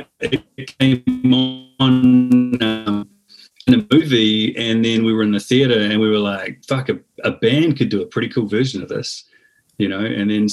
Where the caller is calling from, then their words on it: New Zealand; I mean, I'm beaming in from New Zealand here.